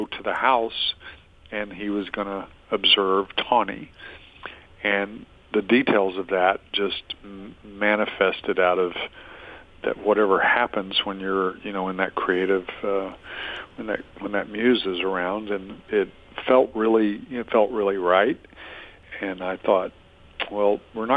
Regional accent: Adel, Georgia, United States; I grew up in Adel, Georgia

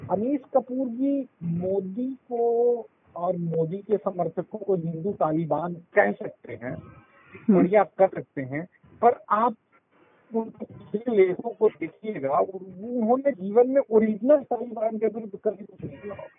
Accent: Bihar, India; born or raised there

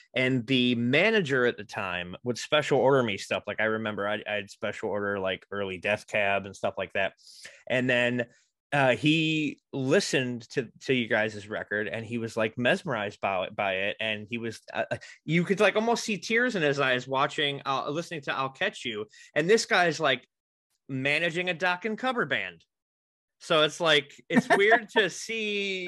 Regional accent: Racine, Wisconsin, United States; born and raised in Racine.

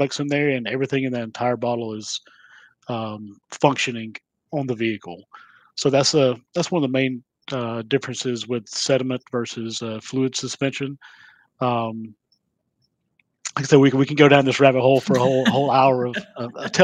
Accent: Georgia, United States; I'm from Georgia and I speak real slow

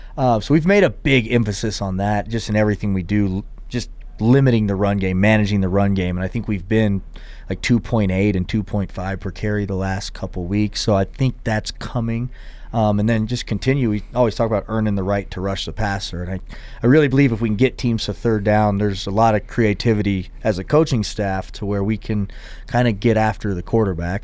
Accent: Tennessee, United States; moved away; also born or lived in Houston, Texas; I had, was in Houston and then we moved to Tennessee

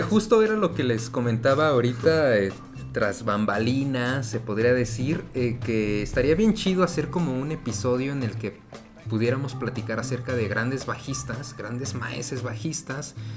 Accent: Mexico City, Mexico; la casa donde yo nací, en la colonia Zona Escolar, al norte de la Ciudad de México

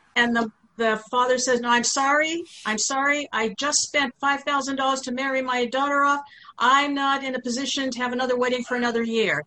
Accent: United States; also born or lived in Thessaloniki, Greece; I was born in Saloniki, but came here with my parents when I was three months old

